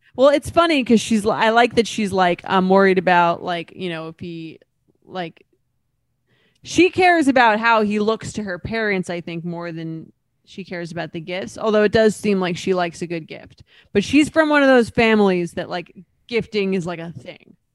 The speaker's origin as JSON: {"language": "English", "area": "Long Island", "region": "New York", "country": "United States", "lives_now": "New York City, United States", "said": "I'm from Long Island, so, and I live in New York City"}